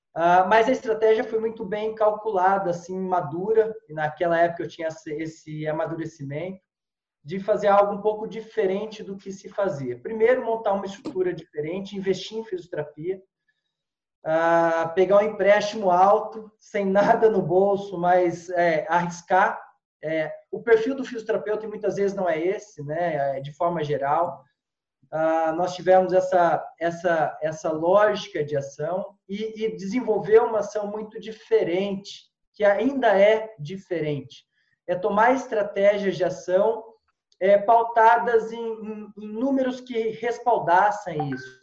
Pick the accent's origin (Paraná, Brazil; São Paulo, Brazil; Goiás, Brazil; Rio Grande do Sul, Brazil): São Paulo, Brazil; São José dos Campos; moved away as an adult; also born or lived in Piracicaba; sou de São José dos Campos, estudei em Piracicaba